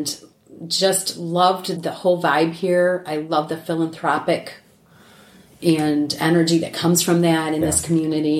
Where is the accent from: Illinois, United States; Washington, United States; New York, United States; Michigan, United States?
Michigan, United States; accent: twang; now in Houston, United States; I was born and raised in Michigan